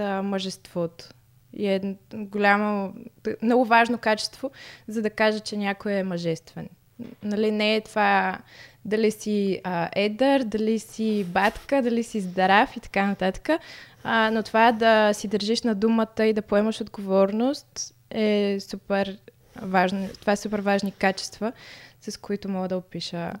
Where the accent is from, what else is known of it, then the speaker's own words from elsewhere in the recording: Stara Zagora, Stara Zagora Province, Bulgaria; moved away as an adult; now in Sofia, Bulgaria; аз съм от Стара Загора, като дойдох да уча в София